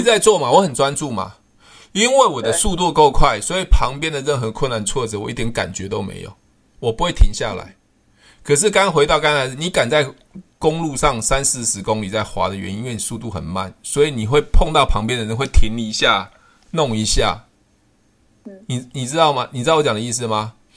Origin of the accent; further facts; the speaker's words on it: Taiwan; 我们是台湾人嘛